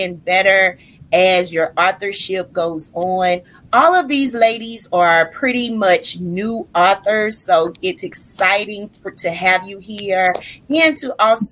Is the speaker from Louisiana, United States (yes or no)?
yes; Louisiana, United States; I love being from the South